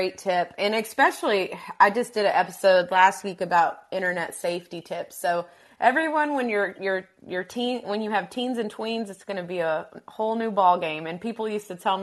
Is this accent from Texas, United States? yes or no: yes; Texas, United States; I'm from Texas